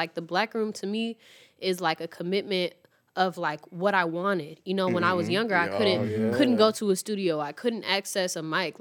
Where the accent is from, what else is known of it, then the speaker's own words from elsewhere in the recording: Chicago, Illinois, United States; I'm from Chicago